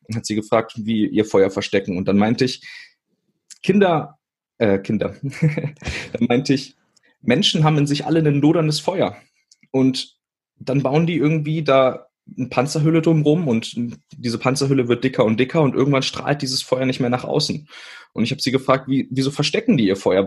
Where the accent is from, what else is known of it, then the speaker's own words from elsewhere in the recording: Witzenhausen, Hesse, Germany; Also ich bin in Witzenhausen geboren. Das ist äh, zwischen Kassel und Göttingen und ähm, ganz kleine Stadt.